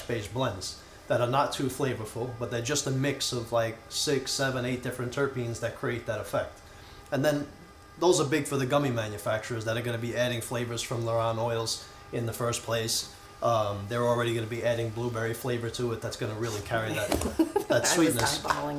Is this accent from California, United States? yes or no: no; Long Island, New York, United States; me growing up in Long Island.